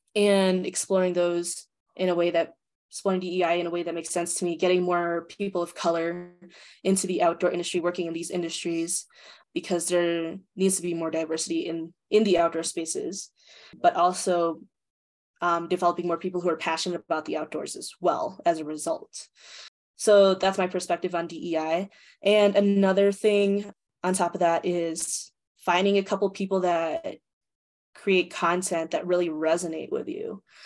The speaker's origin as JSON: {"language": "English", "country": "United States", "tie": "born or raised there", "said": "being a Filipino American, how I perceive power and leadership because my parents are Filipino, but also my ability to flex between that because of my American upbringing"}